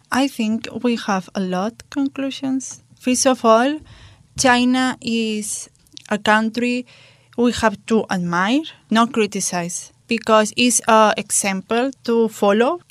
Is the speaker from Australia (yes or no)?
no; Spain; in my hometown, at the end of the year, like October or November, we have curfew.